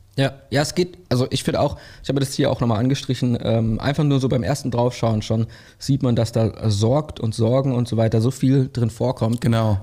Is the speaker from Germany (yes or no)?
yes; Germany; als Deutsche